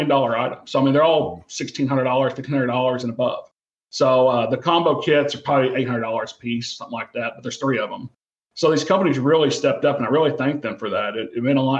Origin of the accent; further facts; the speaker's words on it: the South, United States; I grew up in the South, you know, so we've been around tornadoes.